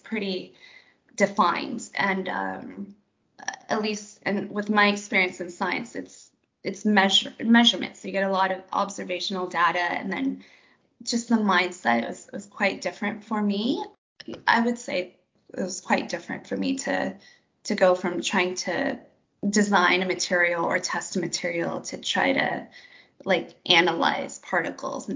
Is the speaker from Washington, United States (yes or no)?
yes; Seattle, Washington, United States; moved away as an adult; also born or lived in Philadelphia; I'm mostly from Seattle, which is a huge aerospace